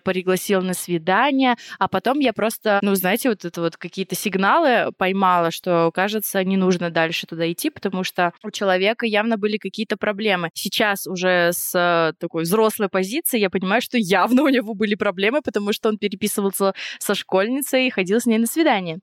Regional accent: Vorkuta, Komi Republic, Russia; moved away; я из Воркуты. Значит, это маленький город за полярным кругом, очень бедный

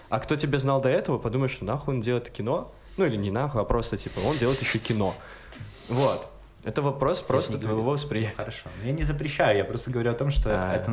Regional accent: Kamchatka Krai, Russia; Я же, блядь, с Камчатки, там все с ебалом черным.

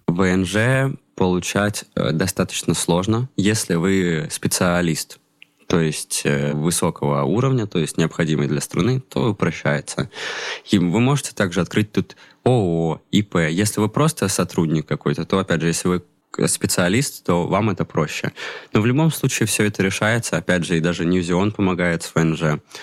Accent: Saint Petersburg, Russia; moved away as an adult; now in Baku, Azerbaijan; Я и сам из Питера

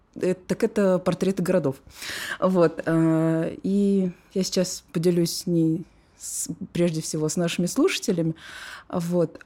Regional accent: Moscow, Russia; also born or lived in Saint Petersburg; я родилась уже в Москве. Но вот дитя любви вот такой вот между городами. Вся моя жизнь, она вот э, проходила между Ленинградом и Москвой

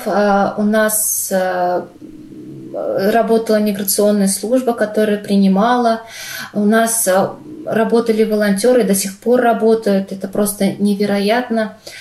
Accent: Russia; moved away as an adult; also born or lived in Cyprus; now in Malmö, Sweden; я из России

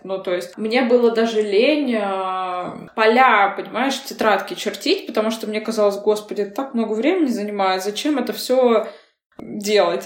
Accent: Yekaterinburg, Sverdlovsk Oblast, Russia; moved away as an adult; also born or lived in England / New York / Bali; now in Moscow, Russia; я родилась в Екатеринбурге, но в роддоме номер один на декабристов, а вот жила в соседнем квартале. То есть по, на самом деле я э, прям екатеринбурженка целиком и полностью.

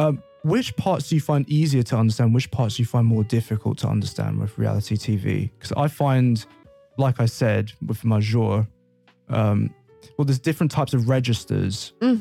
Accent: Brazil; first language English; Yeah, so because when I grew up in Brazil as a little kid, I remember knowing The Simpsons in Portuguese.

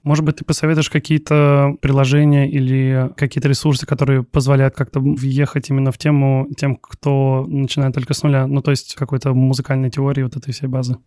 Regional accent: Kaliningrad, Kaliningrad Oblast, Russia; я из Калининграда, и э, у нас, э, не скажу, что прям какая-то большая там местная инди-сцена

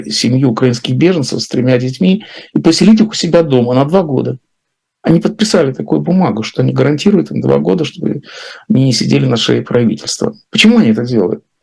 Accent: Latvia; also born or lived in Russia; Но она знает, конечно, что я из России, хотя я сам теперь говорю, что я из Латвии.

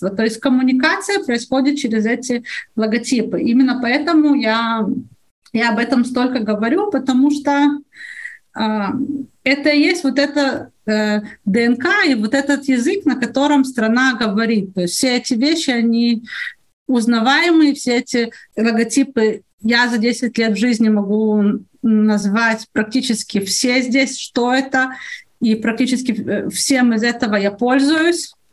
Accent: Odesa, Odesa Oblast, Ukraine; now in Israel; Я понятия не имею, на Украине я приехала из Одессы когда-то, какой там логотип у электрической компании.

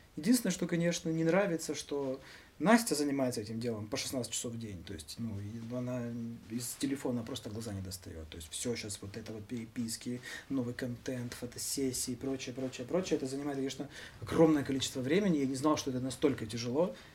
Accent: Mykolaiv, Mykolaiv Oblast, Ukraine; мы себя называем всегда николаевскими ребятами

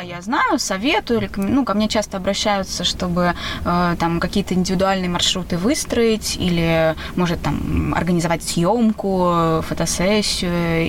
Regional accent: Saint Petersburg, Russia

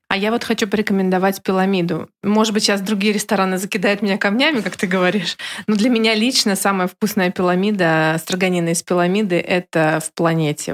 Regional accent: Kaliningrad, Kaliningrad Oblast, Russia; я коренной житель Калининграда

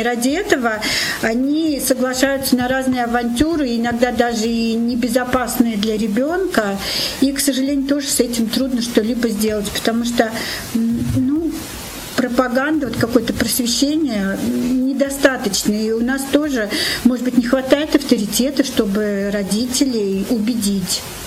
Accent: Nizhny Novgorod, Nizhny Novgorod Oblast, Russia; also born or lived in Moscow / Kislovodsk; Я нижегородка, коренная. И всю большую часть своей жизни я прожила здесь.

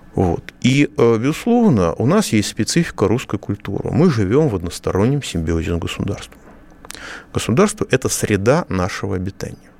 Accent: Moscow, Russia; я, как москвич

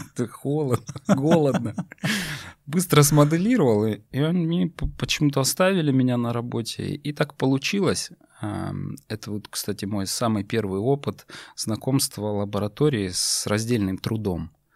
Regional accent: North Caucasus, Russia; also born or lived in Tyumen, Russia; now in Moscow, Russia; родом я с Северного Кавказа

